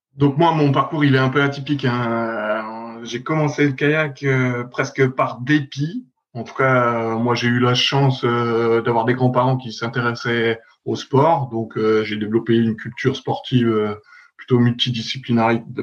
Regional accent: Dijon, Bourgogne-Franche-Comté, France; moved away as an adult; also born or lived in Vaires-sur-Marne / Rennes; j'étais de Dijon, en tout cas du club vers Dijon

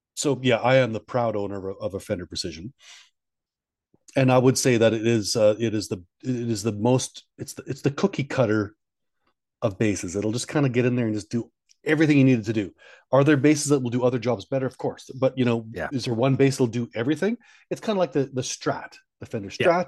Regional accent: Canada; I'm from Canada

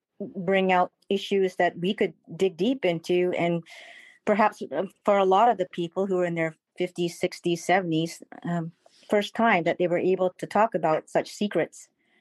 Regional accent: Malaysia; I'm first generation from Malaysia.

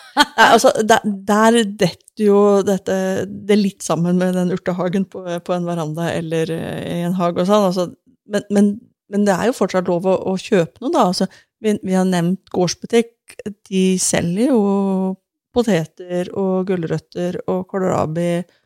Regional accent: Sandnes, Rogaland, Norway; moved away; Jeg vokste jo opp i Sandnes eh, ved Stavanger

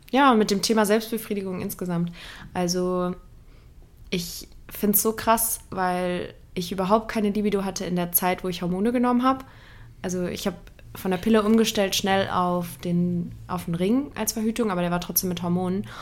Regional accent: Saarland, Germany; Ich bin Nordlicht, ne? Äh, geboren im Saarland

